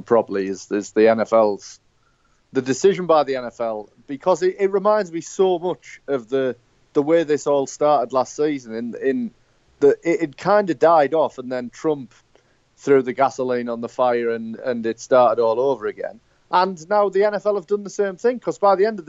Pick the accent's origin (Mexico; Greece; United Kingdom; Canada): United Kingdom; I'm British